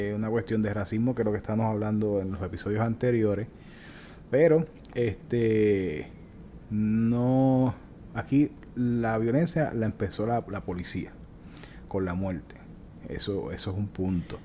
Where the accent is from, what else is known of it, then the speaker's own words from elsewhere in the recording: Puerto Rico; now in Florida, United States; así somos los boricuas